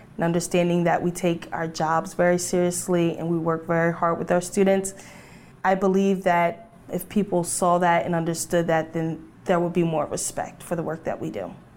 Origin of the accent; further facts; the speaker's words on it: Delaware, United States; I'm from Delaware, and I work in a special education classroom.